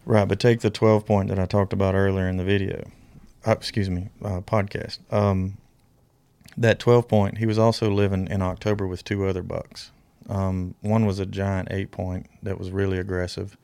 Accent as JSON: {"language": "English", "region": "Alabama", "country": "United States", "tie": "born or raised there", "said": "when I grew up in Alabama"}